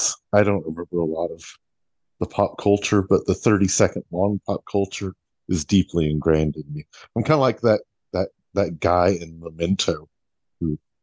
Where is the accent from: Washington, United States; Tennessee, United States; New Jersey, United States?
Washington, United States; Seattle; growing up in Seattle